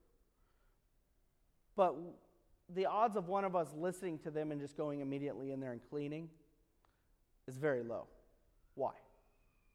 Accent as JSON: {"language": "English", "country": "United States", "tie": "born or raised there", "said": "I grew up in America"}